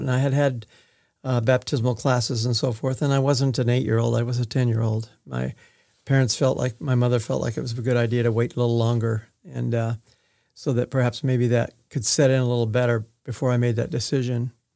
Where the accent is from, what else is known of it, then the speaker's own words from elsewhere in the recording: Manhattan Beach, California, United States; moved away as an adult; also born or lived in Oregon; now in Independence, United States; before I started school, I was at Manhattan Beach, California, and that's where I started kindergarten